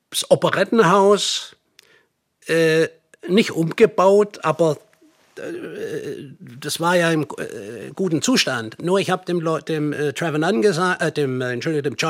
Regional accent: Swabia, Germany; now in United States; ich bin in Amerika zu Hause, aber ich komme eigentlich aus dem Schwabenland.

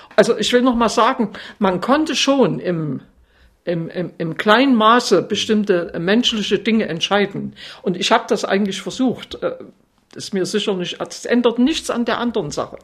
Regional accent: Altenburg, Thuringia, Germany; bei uns in Altenburg gab es noch eine sehr gute in der DDR

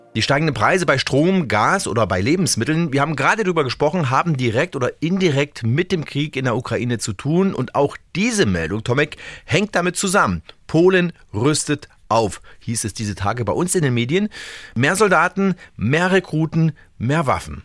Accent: Germany; hier bei uns in Deutschland

